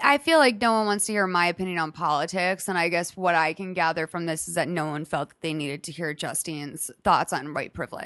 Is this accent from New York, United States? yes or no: no; Lexington, Massachusetts, United States; I'm from a suburb twenty minutes from Boston